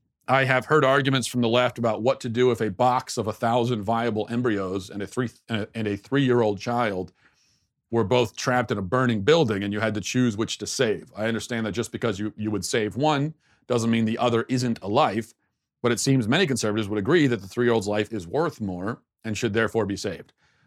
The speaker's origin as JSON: {"language": "English", "region": "Maryland", "country": "United States", "tie": "born or raised there", "said": "I grew up in Maryland, it was a probably still majority Christian area, but there was a heavy Jewish population."}